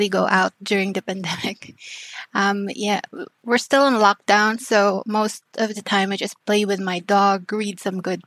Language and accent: English; Mimaropa, Philippines; now in Makati, Philippines; I'm originally from Palawan, if you know that island